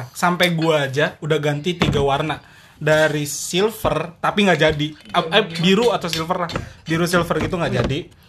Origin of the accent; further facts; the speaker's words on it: Sumatra, Indonesia; Gue Batak dari Sumatera.